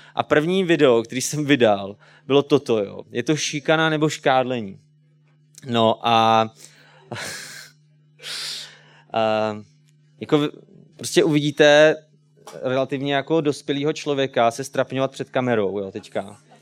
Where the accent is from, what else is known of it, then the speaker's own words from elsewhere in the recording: Česká Třebová, Pardubice Region, Czechia; jsem z České Třebové, je mi třicet pět let